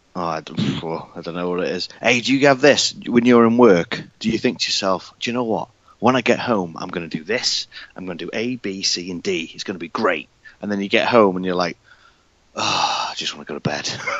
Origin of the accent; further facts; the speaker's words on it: United Kingdom; I'm from the UK. You can tell by my accent.